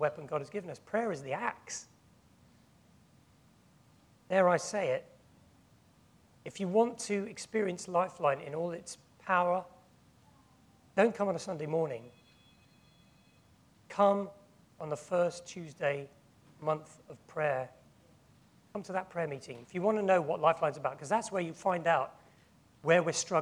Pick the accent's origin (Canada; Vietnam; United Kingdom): United Kingdom; England; we are tempted as English people